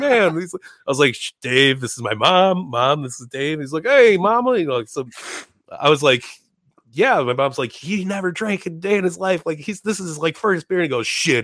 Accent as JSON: {"language": "English", "town": "Chicago", "region": "Illinois", "country": "United States", "said": "I'm from Chicago."}